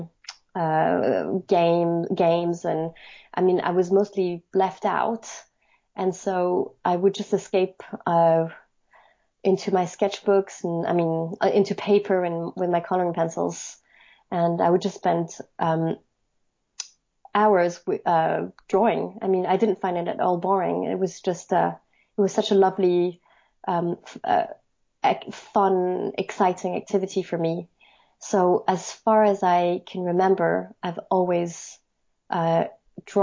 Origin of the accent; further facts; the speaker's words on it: Paris, Île-de-France, France; moved away as an adult; also born or lived in Edinburgh, United Kingdom; now in London, United Kingdom; I'm French. I grew up in Paris